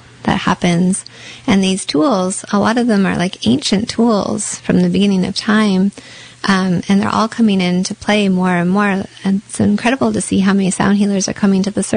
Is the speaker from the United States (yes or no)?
no; Canada; being Canadian